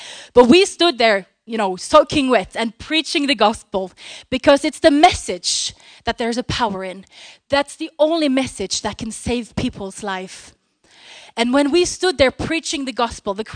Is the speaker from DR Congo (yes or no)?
no; Norway; English is a second language; We come from Norway, and we both preach together